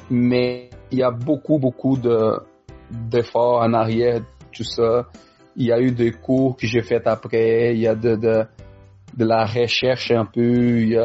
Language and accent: French; Quebec, Canada; accent: Quebec French; moi j'ai appris le Français ici, fait je parle les Français québécois.